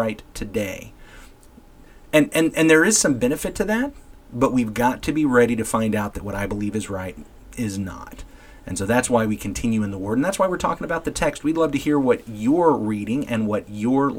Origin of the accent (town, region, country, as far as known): United States